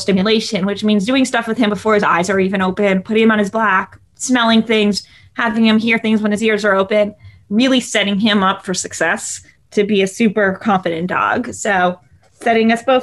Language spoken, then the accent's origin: English; Los Angeles, California, United States; I grew up in Los Angeles.